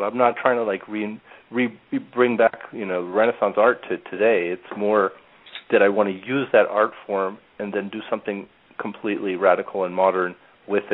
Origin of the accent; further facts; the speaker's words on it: New York, United States; also born or lived in Turin, Italy; I was born in New York, and at 3 months of age, we went